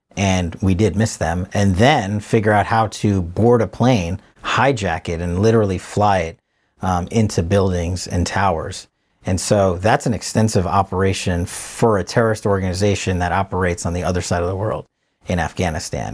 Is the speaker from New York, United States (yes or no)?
yes; New York, United States; moved away; also born or lived in Richmond, Virginia; being a New Yorker